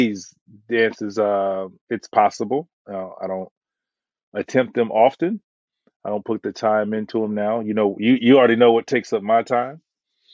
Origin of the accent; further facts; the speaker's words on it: Florida, United States; I'm from Florida